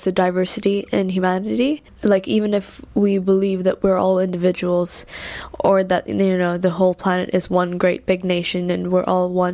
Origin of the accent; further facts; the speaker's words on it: India; moved away as an adult; now in London, United Kingdom; I'm from India and I've been living in London for 4 years now